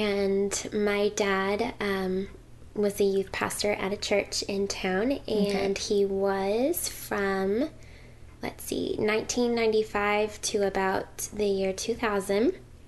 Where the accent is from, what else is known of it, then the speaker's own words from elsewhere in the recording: Hackensack, New Jersey, United States; born there; now in Owosso, United States; Well, I was born in Hackensack, New Jersey.